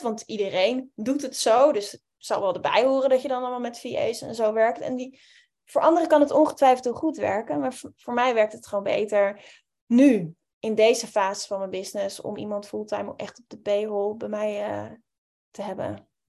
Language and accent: Dutch; Amsterdam, North Holland, Netherlands; ik kom uit Amsterdam